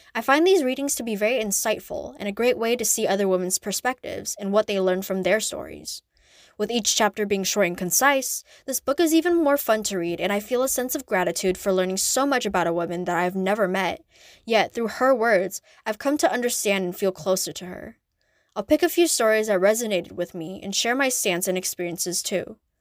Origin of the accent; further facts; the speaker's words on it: United States; as an Asian American